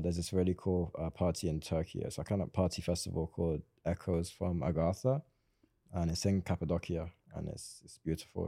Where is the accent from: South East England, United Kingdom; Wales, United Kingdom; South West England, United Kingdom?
South West England, United Kingdom; Swindon; I'm actually from Swindon